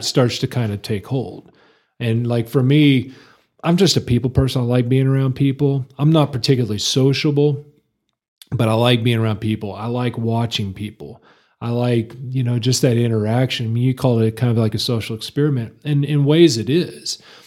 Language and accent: English; Lubbock, Texas, United States; moved away as an adult; now in Amarillo, United States; I was born and raised in Lubbock. I always claim Lubbock as my hometown